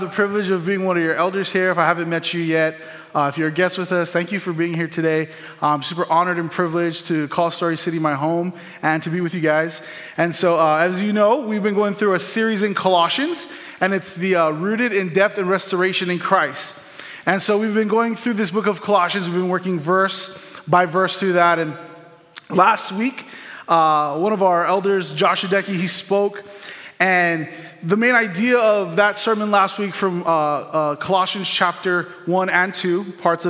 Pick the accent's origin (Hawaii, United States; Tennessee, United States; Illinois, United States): Hawaii, United States; moved away; I'm originally from Hawaii